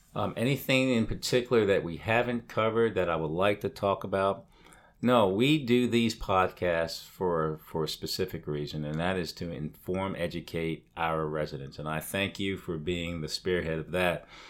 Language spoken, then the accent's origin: English; England, United Kingdom; moved away; Growing up in England